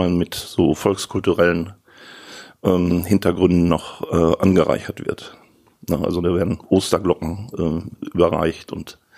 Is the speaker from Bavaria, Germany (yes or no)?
no; North Rhine-Westphalia, Germany; ich bin im Ruhrgebiet groß geworden und in den, in den 80er Jahren noch ganz anders erlebt.